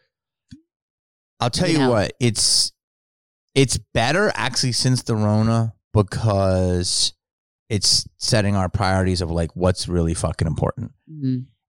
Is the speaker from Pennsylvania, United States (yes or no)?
yes; Philadelphia, Pennsylvania, United States; But I grew up in Philly.